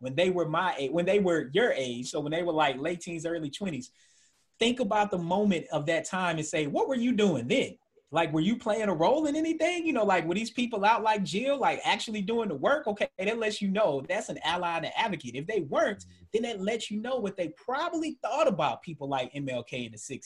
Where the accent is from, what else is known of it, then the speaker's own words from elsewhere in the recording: Georgia, United States; moved away as an adult; also born or lived in Tennessee / Indiana; now in Maryland, United States; as a Southerner being from Tennessee that grew up in Georgia, went to grad school in Indiana